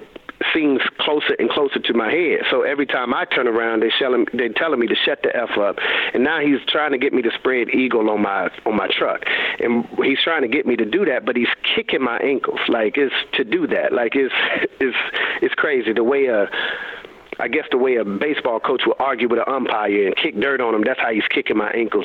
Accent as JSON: {"language": "English", "town": "Raleigh", "region": "North Carolina", "country": "United States", "tie": "born or raised there"}